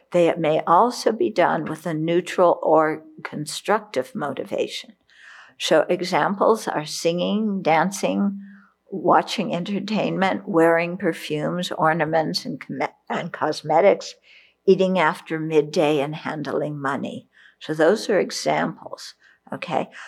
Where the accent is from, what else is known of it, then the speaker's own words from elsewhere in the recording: Vietnam; because I grew up in Vietnam during the Vietnam War. And the people I knew didn't join the military with that kind of mind, they were forced into it.